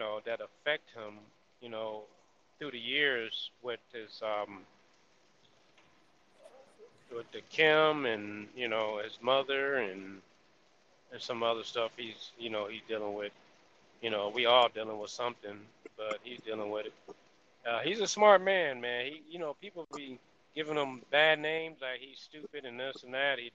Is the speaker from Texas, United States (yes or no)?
yes; Texas, United States; I'm going to do my hometown